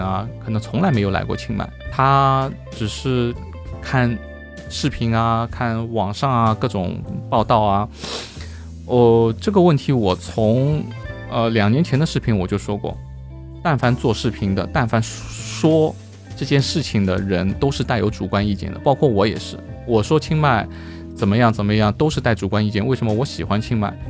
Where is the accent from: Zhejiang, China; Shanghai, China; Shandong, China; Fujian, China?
Shanghai, China; now in Chiang Mai, Thailand; 我上海人